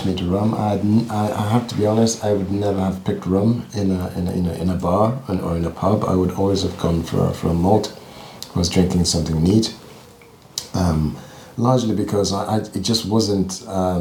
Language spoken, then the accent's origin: English; Uganda; moved away as an adult; also born or lived in London; now in Livingston, United Kingdom; I grew up in Uganda